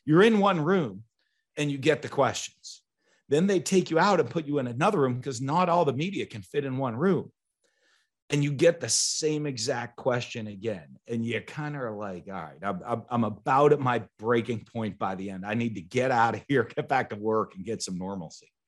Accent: New England, United States; moved away; I'm from New England

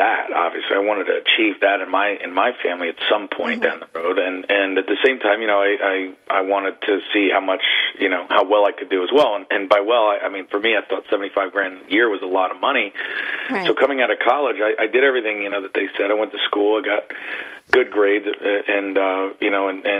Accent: Trenton, New Jersey, United States; I grew up on the East Coast, Trenton, New Jersey

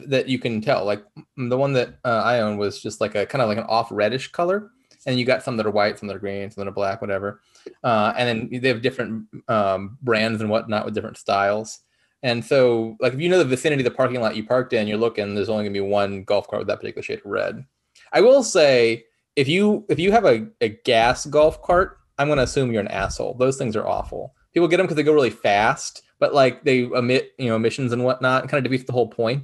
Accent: Peachtree City, Georgia, United States; born or raised there

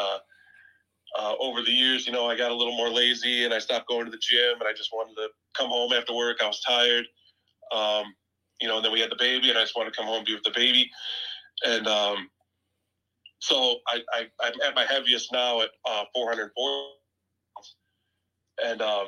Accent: Illinois, United States; I'm from Illinois

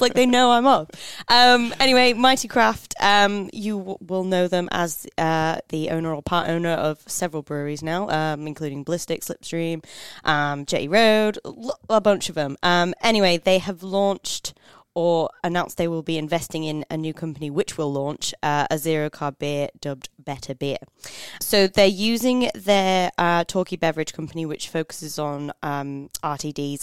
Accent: United Kingdom; now in Australia; being British

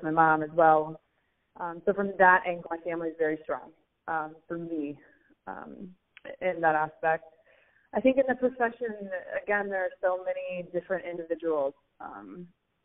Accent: Ohio, United States; moved away as an adult; also born or lived in Cleveland; childhood and growing up in Ohio

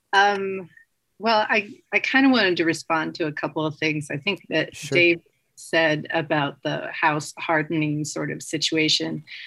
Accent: Los Angeles, California, United States; moved away; also born or lived in Greenville, California; I'm from Los Angeles originally

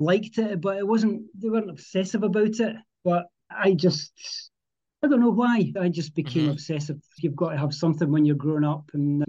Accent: Edinburgh, Scotland, United Kingdom; I grew up here. I live about 7 miles outside Edinburgh, and I was born in Edinburgh, and my family lived just outside, and I live probably a couple of miles away from where I lived in, as a child.

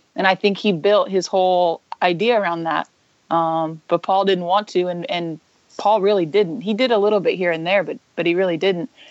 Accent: Indiana, United States; I'm from Indiana. Um, I went to Indiana State.

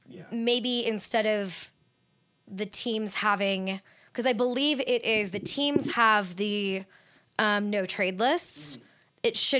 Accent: Northern California, United States; also born or lived in Orange County, California; I grew up in Northern California. I lived for 10 years in Southern California

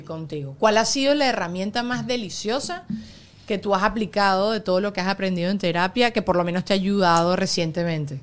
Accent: Venezuela; moved away; cuando yo estaba creciendo en Venezuela

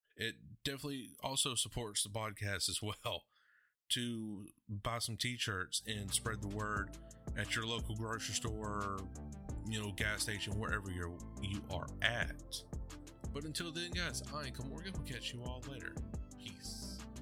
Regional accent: Athens, Georgia, United States; my hometown, Athens

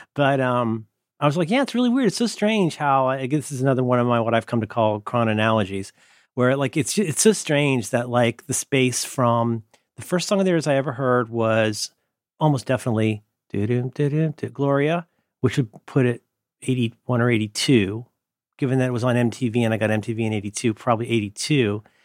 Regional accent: Ohio, United States; I'm from Ohio

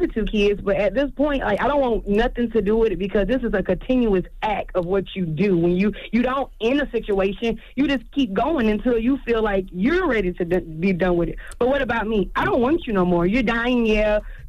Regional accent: Columbia, South Carolina, United States; Because I'm from Columbia. Charlamagne know how we ratchet down here.

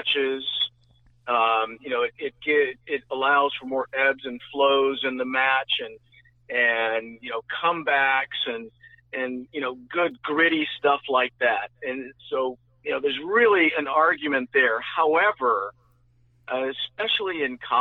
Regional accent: Northern California, United States; Growing up in Northern Cal

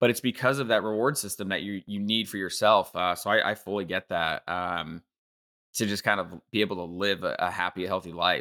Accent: Bay Area, California, United States; I grew up in the Bay Area

